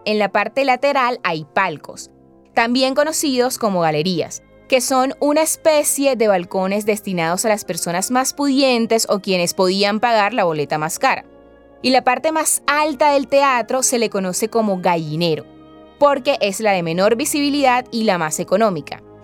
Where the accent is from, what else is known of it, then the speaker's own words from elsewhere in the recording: Colombia; lo que somos hoy como colombianos y colombianas